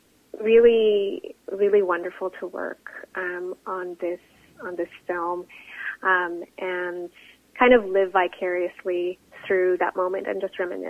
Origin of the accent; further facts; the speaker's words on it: Canada; a Filipino Canadian, as a visible Asian woman